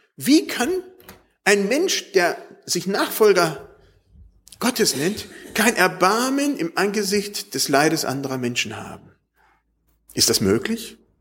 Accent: Germany; wir als Deutsche

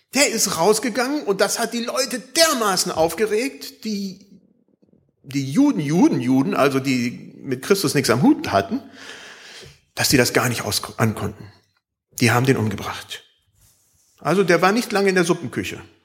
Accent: Germany; Bei uns in Deutschland

